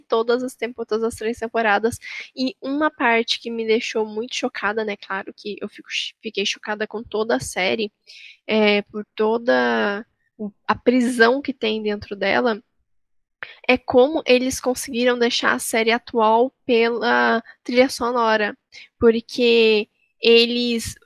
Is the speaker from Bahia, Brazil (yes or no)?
no; Taubaté, São Paulo, Brazil; eu também sou de Taubaté, como a Marina